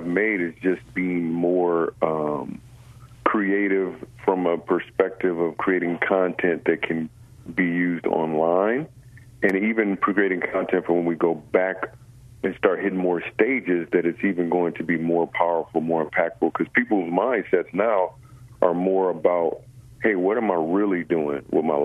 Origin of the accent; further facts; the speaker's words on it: Grand Rapids, Michigan, United States; I grew up in Grand Rapids, Michigan.